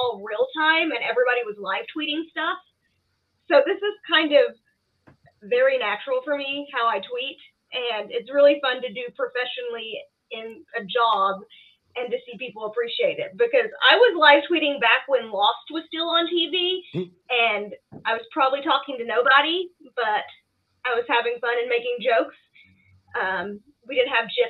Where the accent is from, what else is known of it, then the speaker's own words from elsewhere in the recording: Corbin, Kentucky, United States; now in Louisville, United States; I'm from Corbin, Kentucky originally, but I live in Louisville now.